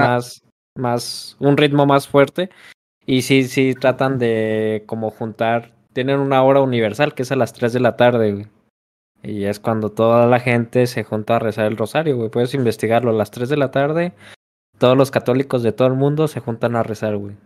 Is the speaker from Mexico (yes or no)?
yes; Mexico; como mexicanos